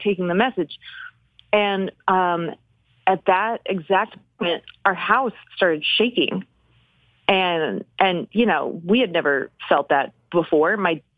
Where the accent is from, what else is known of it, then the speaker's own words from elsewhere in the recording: Oklahoma City, Oklahoma, United States; moved away as an adult; now in Los Angeles, United States; I am actually from Oklahoma City. So I was a kid